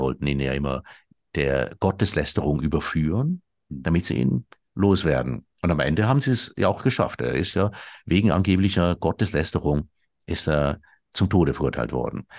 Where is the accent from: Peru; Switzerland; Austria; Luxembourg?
Switzerland; bei uns in der Schweiz